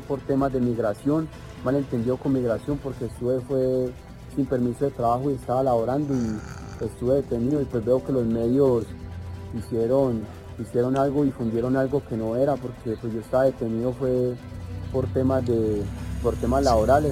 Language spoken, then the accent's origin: Spanish; Colombia; now in El Salvador; soy un joven colombiano